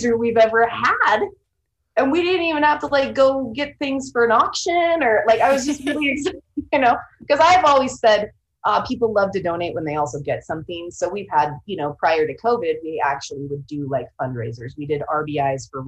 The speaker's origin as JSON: {"language": "English", "town": "Sacramento", "region": "California", "country": "United States", "also_born_or_lived": "Central Oregon", "moved": "yes", "lives_now": "Seattle, United States", "said": "I'm originally from the Sacramento area"}